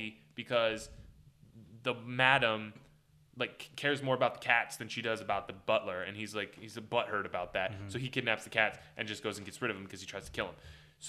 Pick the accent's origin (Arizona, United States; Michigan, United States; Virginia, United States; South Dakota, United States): Virginia, United States; now in Florida, United States; I grew up in Virginia, and so we lived by Busch Gardens